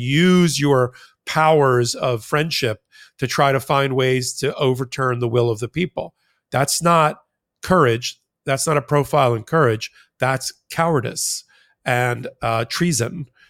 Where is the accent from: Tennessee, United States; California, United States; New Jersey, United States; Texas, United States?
New Jersey, United States; Jersey Shore; I'm from the Jersey Shore